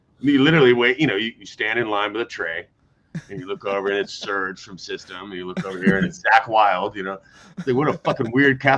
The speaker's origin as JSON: {"language": "English", "country": "United States", "said": "as an American"}